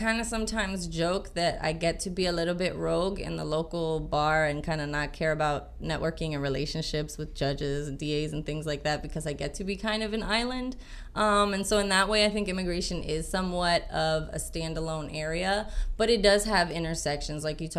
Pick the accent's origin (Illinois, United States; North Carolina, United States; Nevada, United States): North Carolina, United States; Jacksonville; I grew up in Jacksonville, North Carolina. My parents met in the military. They were both Marines, and so we kind of moved around overseas a bit when I was younger.